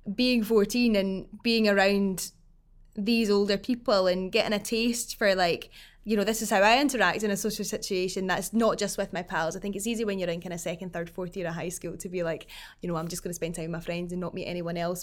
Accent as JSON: {"language": "English", "town": "Falkirk", "region": "Scotland", "country": "United Kingdom", "tie": "born or raised there", "said": "growing up in Falkirk"}